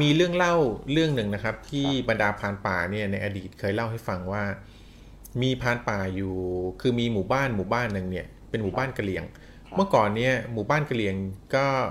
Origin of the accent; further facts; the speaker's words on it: Thailand; เราเกิดในประเทศไทยที่มีพุทธศาสนา เป็นศาสนาประจำชาติ